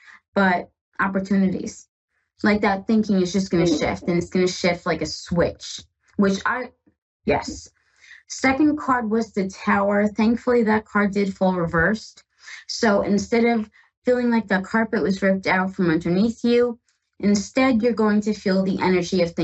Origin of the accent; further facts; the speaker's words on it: Northeast, United States; I am from the Northeast, and oh my gosh, I have had enough of snow